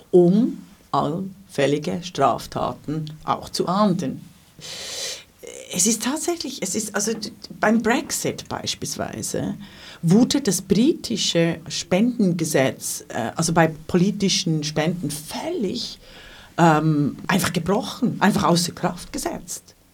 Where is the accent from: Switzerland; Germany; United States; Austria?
Switzerland; also das darf ich als äh, Schweizerin ja hier so sagen.